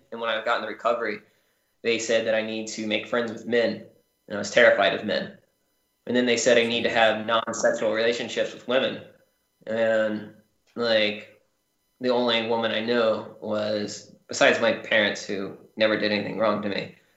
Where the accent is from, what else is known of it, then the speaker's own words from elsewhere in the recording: Charleston, South Carolina, United States; I grew up in mostly charleston south carolina